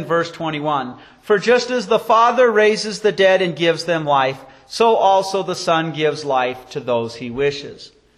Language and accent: English; Wyoming, United States; growing up in Wyoming